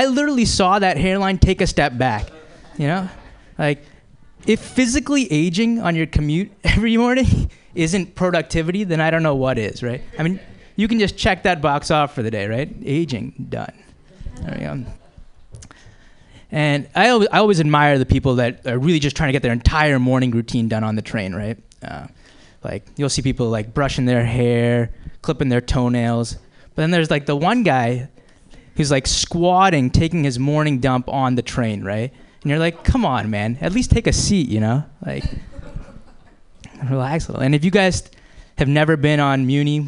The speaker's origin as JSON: {"language": "English", "town": "Boston", "region": "Massachusetts", "country": "United States", "tie": "born or raised there", "said": "I am from the Boston area originally"}